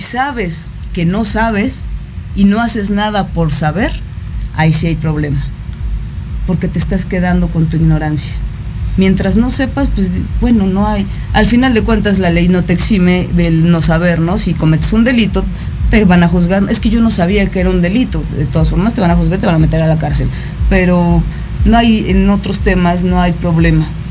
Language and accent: Spanish; Mexico; Cuando nací, nací en el territorio mexicano